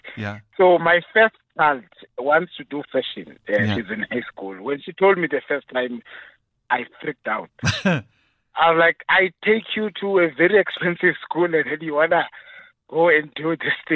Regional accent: Cape Town, Western Cape, South Africa; now in Johannesburg, South Africa; I'm actually from Cape Town as well, from Kailitna

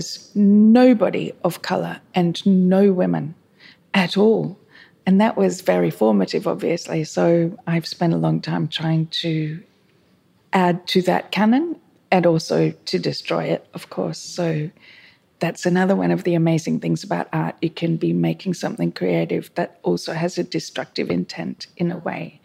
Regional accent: Melbourne, Victoria, Australia; moved away as an adult; now in Sydney, Australia; I'm from Melbourne, actually, but I've lived in Sydney for 20 years

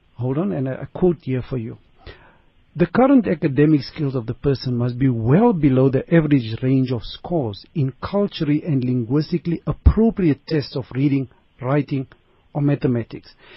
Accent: South Africa; a South African clinical psychologist

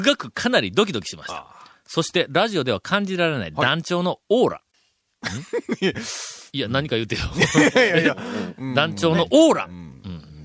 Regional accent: Kagawa, Japan; 自分が香川県出身である

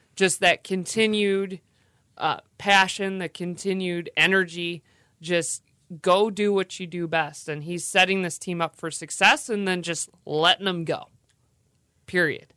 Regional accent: Bay City, Michigan, United States; growing up in Bay City

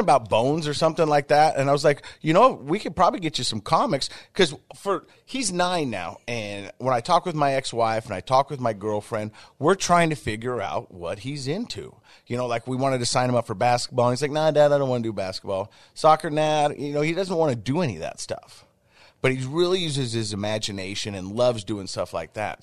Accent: Ogden, Utah, United States; I grew up in the Biggity Biggity, oh, that's Ogden to everybody else

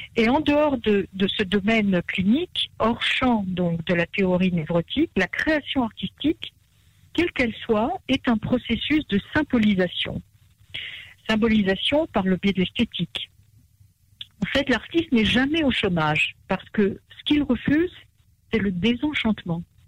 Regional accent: Marrakesh, Marrakesh-Safi, Morocco; je suis née à Marrakech.

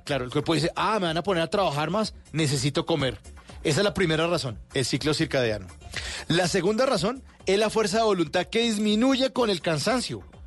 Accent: Bogotá, Bogotá Capital District, Colombia; aquí somos los rolos

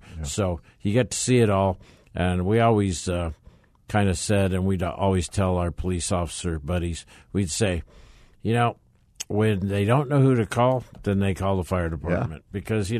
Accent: Arizona, United States; also born or lived in California; So I was born in California and moved to Arizona as a child, just like a lot of other people probably that live in Arizona, and went to school here, hit all the grade schools, the high school, three or four colleges.

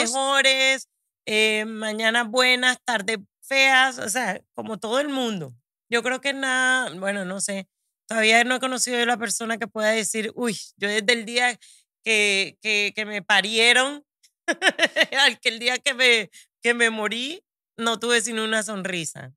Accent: Barranquilla, Atlántico, Colombia; now in United States; Barranquilla, de donde soy, en Colombia

